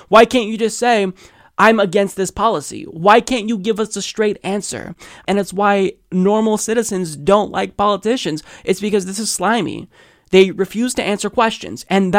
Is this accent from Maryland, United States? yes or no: yes; Baltimore, Maryland, United States; I mentioned earlier to Jesus that I'm from Baltimore. That's where it was written during the War of 1812. So I'm very possessive of it.